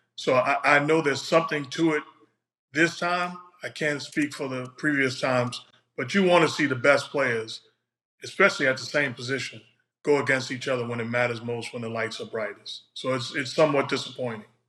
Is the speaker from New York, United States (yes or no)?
yes; New York City, New York, United States; I'm from New York City.